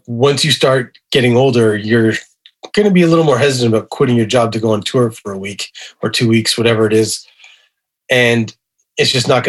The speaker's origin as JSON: {"language": "English", "town": "Montreal", "region": "Quebec", "country": "Canada", "tie": "born or raised there", "said": "I grew up in Montreal."}